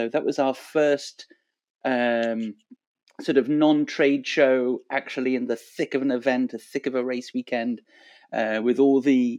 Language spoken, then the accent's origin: English; Montreal, Quebec, Canada; also born or lived in Boston, United States; So I spent 3 years growing up in Boston. I went to high school there. And then fast forward to this weekend, big party at the Cieli new space, Cieli Athletics, here in Montreal, our hometown.